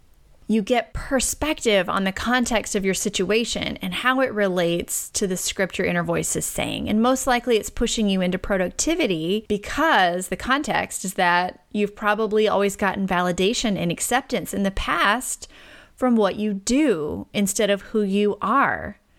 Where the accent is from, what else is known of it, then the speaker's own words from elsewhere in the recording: Deep South, United States; and because I'm from the Deep South, I like to throw in obedient and selfless to the mix.